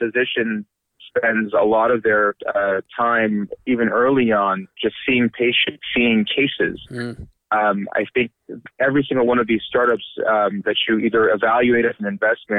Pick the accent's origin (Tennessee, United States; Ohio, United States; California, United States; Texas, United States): California, United States; Bay Area; I grew up in the Bay Area while my dad was a graduate student at UC Berkeley.